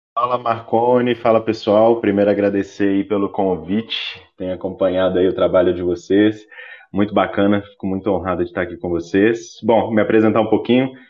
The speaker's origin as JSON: {"language": "Portuguese", "region": "Minas Gerais", "country": "Brazil", "said": "sou mineirinho"}